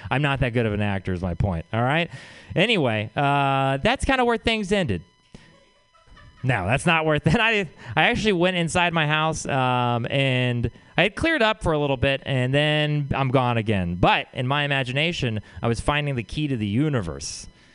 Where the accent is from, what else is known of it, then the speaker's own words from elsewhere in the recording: Texas, United States; moved away; I'm from Texas